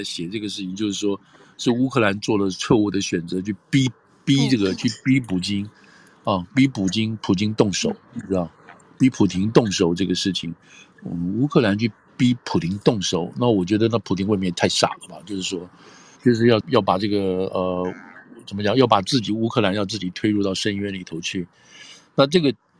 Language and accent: Chinese; United States; 但是我们美国人觉得这个东西符合我们的利益